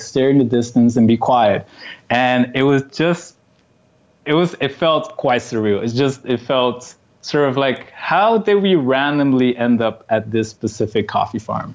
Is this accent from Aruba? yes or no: yes; Aruba; moved away as an adult; also born or lived in Netherlands / Canada / London; now in Warsaw, Poland; growing up in Aruba, small island of 30 kilometers